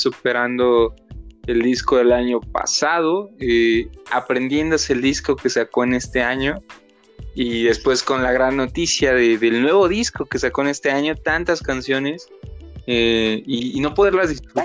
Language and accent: Spanish; Mexicali, Baja California, Mexico; nací aquí en la ciudad, pero viví en Mexicali y ahora pues igual, este, en estos tiempos pues, estoy aquí en Mexicali